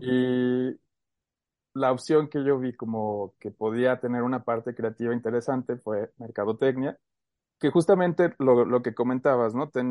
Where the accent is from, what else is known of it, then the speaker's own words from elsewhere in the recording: Aguascalientes, Mexico; nacimos aquí en Aguascalientes, tanto ella como yo. Y por azares del destino nos ha tocado por ahí movernos un poco, pero gran parte de mi vida la he pasado aquí en Aguascalientes.